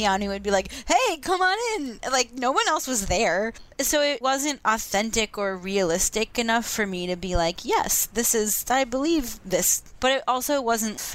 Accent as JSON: {"language": "English", "region": "Vermont", "country": "United States", "said": "I'm from Vermont"}